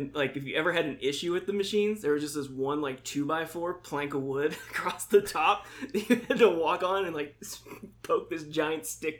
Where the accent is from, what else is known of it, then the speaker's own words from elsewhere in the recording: Indiana, Pennsylvania, United States; moved away; got a job at an Elks Lodge back in my hometown, back Indiana, Pennsylvania.